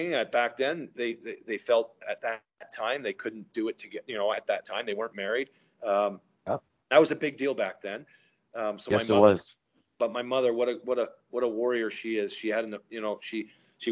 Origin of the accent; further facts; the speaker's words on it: Goodwood, Ontario, Canada; also born or lived in Markham / Stouffville / Toronto; I grew up in Goodwood, which was even a smaller 500 people or whatever it is, farming community, 10 minutes northeast of Stouffville